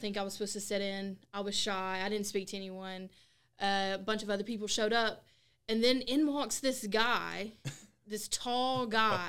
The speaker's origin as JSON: {"language": "English", "town": "Tupelo", "region": "Mississippi", "country": "United States", "tie": "born or raised there", "moved": "yes", "said": "I'm from Tupelo, Mississippi. I went to a different high school than the local people around here."}